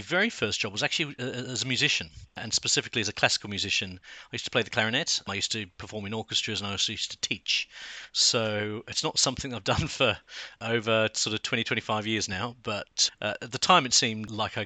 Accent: Sydney, New South Wales, Australia; moved away as an adult; also born or lived in South London, United Kingdom; now in London, United Kingdom; I come from Sydney

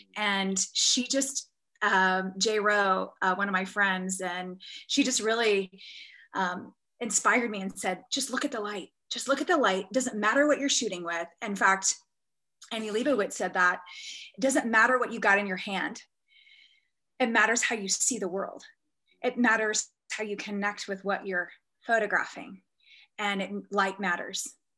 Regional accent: Texas, United States; moved away; I was born in Texas

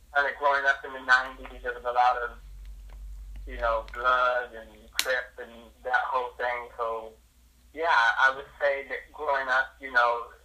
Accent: San Diego, California, United States; I was born and raised right here in San Diego, California

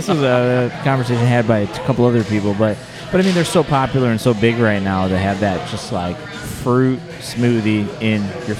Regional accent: South Carolina, United States; Well, the thing is, I came home and I'm from South Carolina.

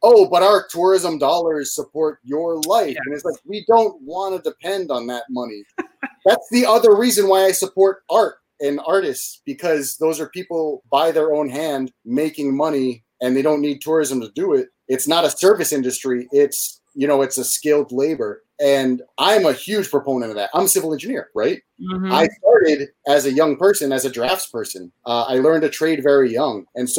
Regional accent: Hawaii, United States; also born or lived in Boston; I'm from Hawaii.

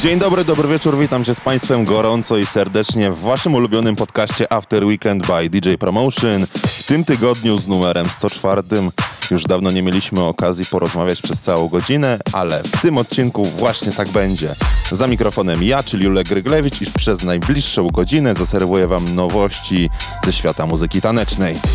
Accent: Poland; accent: English from Poland; pozostanę przy moim akcencie English from Poland

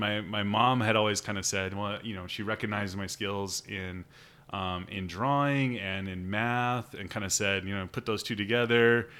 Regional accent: Sheldon, Iowa, United States; I grew up in Sheldon, Iowa, um, just kind of down the road from Spencer here

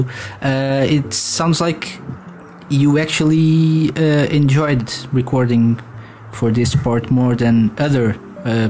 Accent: Portugal; I'm from Portugal

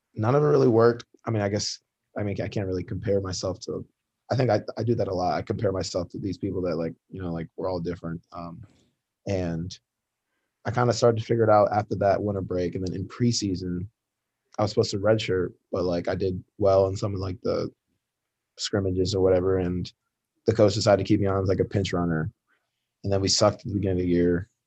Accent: Ann Arbor, Michigan, United States; I grew up in Michigan, grew up in Ann Arbor.

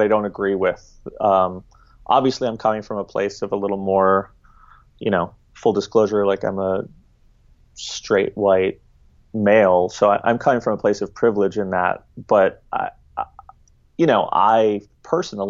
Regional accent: New York City, New York, United States; I grew up in New York City, raised by two leftist screenwriters

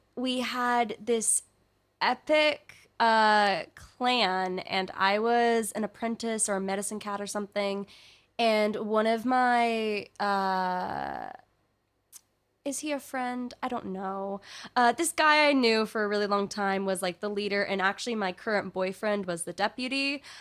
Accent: California, United States; speaking as a Californian

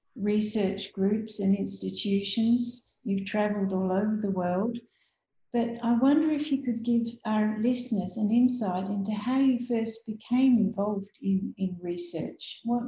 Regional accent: Australia; I'm a periodontist from Australia

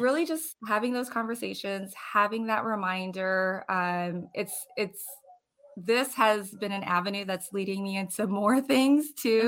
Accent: Hawaii, United States; moved away as an adult; also born or lived in Florida; now in New Port Richey, United States; I am originally from Hawaii

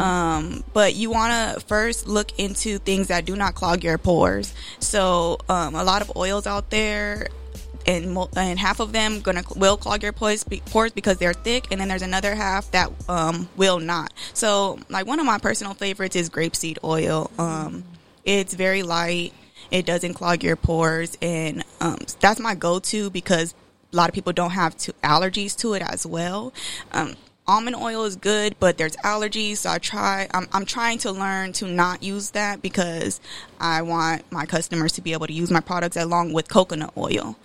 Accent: Rialto, California, United States; moved away as an adult; now in Bay Area, United States; I was born and raised in the IE. I'm from Rialto, California.

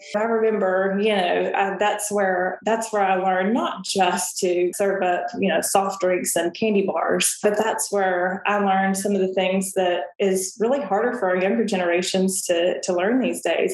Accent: Murfreesboro, Tennessee, United States; Middle Tennessee State University is the largest university um, in the state of Tennessee but it's also in my hometown

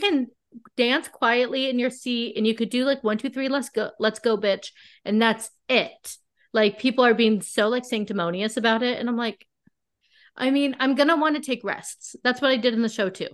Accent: La Quinta, California, United States; I'm from La Quinta, California

